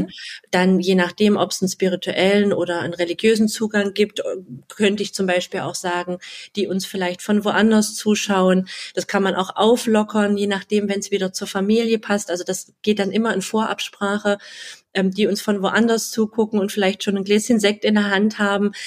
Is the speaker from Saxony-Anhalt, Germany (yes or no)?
yes; Halle, Saxony-Anhalt, Germany; also born or lived in near Leipzig; now in Leipzig, Germany; Ich wohne ganz in der Nähe von Leipzig und ja, bin 39 Jahre alt, gebürtige Hallenserin, deswegen sind wir uns vom Dialekt auch ein bisschen näher